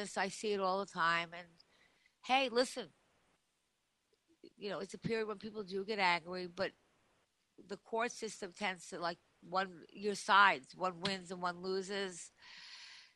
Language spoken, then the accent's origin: English; Long Island, New York, United States; moved away; I am from Long Island, so I have a lot of friends there still